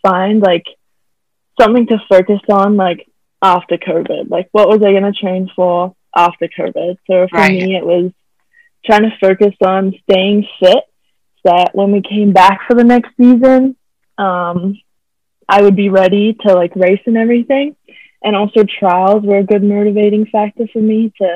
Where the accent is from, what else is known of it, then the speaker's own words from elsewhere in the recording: Australia; moved away as an adult; now in Bakersfield, United States; I am from Australia and I'm a swimmer at CSUB.